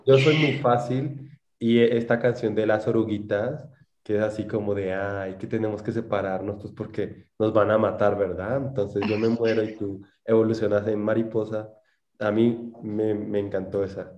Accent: Huila, Colombia; accent: opita; moved away as an adult; now in Mexico City, Mexico; Yo, yo soy del Huila, a nosotros nos dicen opitas

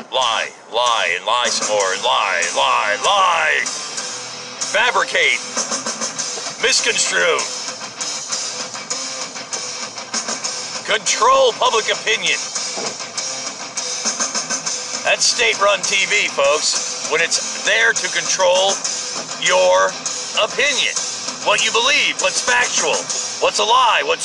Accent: United States; I'm an American

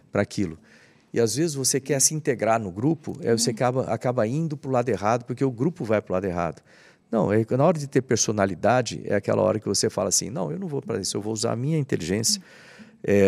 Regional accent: Bauru, São Paulo, Brazil; Eu cresci lá em Bauru

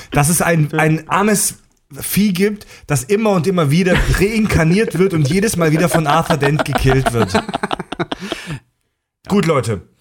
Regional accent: Germany; Wir als Deutsche

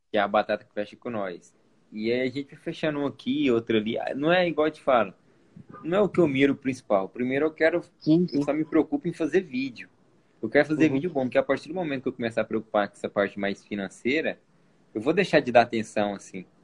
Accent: Goiânia, Goiás, Brazil; eu sou de Goiânia também

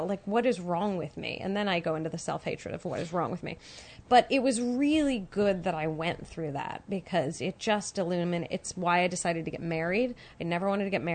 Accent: San Francisco, California, United States; I grew up in San Francisco

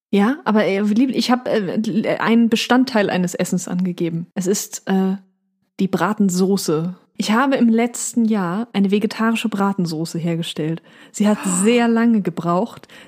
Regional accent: Northern Germany, Germany; also ich komme ja aus Norddeutschland, du auch.

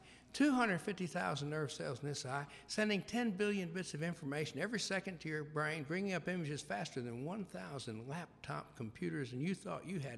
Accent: Memphis, Tennessee, United States; I was growing up in Memphis, Tennessee

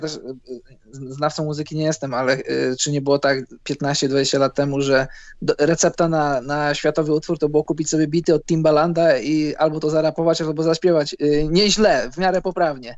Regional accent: Poland; moved away as an adult; now in Scandinavia; wyjechałem z Polski

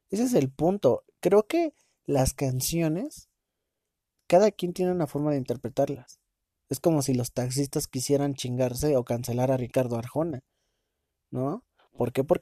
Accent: Mexico; Yo soy mexicano y soy la verga y viva México, cabrones.

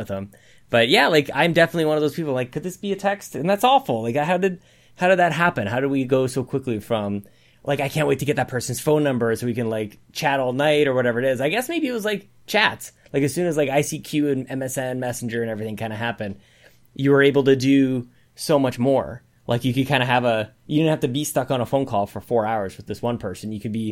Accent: Canada; I'm Canadian.

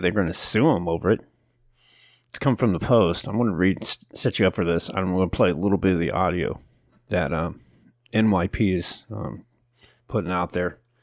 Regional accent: Oakland, California, United States; moved away; I grew up around East Oakland.

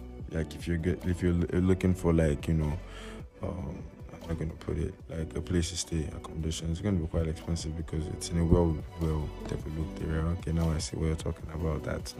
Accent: Enugu State, Nigeria; I'm from Enugu State

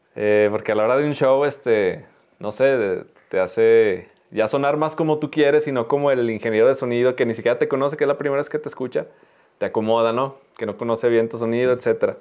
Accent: Teúl de González Ortega, Zacatecas, Mexico; soy, soy del Teúl, pero viví poco, poco tiempo. Entonces estaba en la primaria

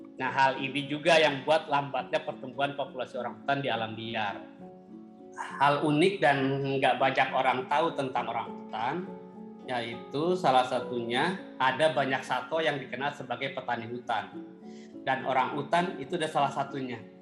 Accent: Cianjur, West Java, Indonesia; moved away as an adult; also born or lived in West Kalimantan; now in Pangkalan Bun, Indonesia; Saya lahir di Cianjur, Jawa Barat

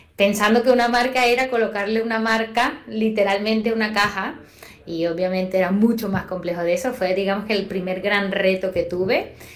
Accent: Venezuela; moved away as an adult; now in Spain; yo soy venezolana, posiblemente lo notaste ya en el acento. Tengo siete años acá

